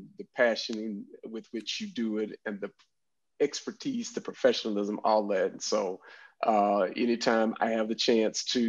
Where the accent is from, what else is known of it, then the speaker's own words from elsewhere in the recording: Dallas, Texas, United States; I'm a native, born and raised here in Dallas, Texas